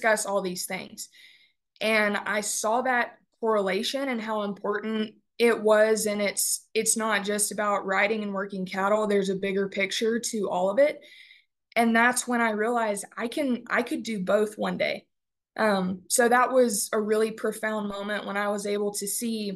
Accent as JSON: {"language": "English", "town": "Beeville", "region": "Texas", "country": "United States", "tie": "born or raised there", "lives_now": "Canyon, United States", "said": "I am from Beeville, Texas. I was born and raised on our family-owned and operated ranch there in Bee County"}